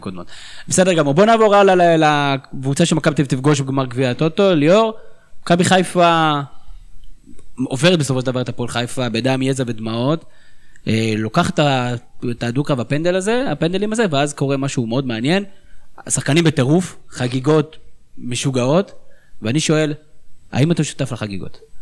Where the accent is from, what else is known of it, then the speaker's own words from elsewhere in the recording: Northern District, Israel; אני בכלל מהצפון